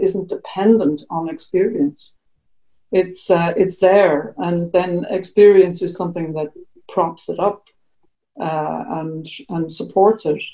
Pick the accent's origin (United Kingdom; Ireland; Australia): Ireland; we're Irish